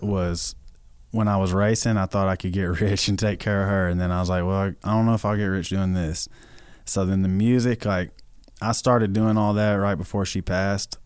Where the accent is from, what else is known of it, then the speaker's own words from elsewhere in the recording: White House, Tennessee, United States; moved away as an adult; now in Nashville, United States; I'm from White House, Tennessee. It's a town of just thousands of people